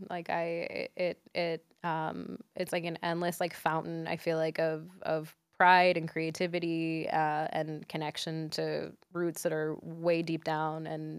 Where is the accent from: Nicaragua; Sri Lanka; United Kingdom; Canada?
Nicaragua; because I'm from Nicaragua, I feel like mine is gallo pinto.